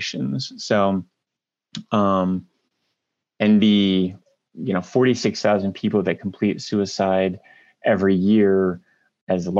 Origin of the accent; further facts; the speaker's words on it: Marion, Ohio, United States; I grew up in Marion, Ohio, which is a smaller town in north central Ohio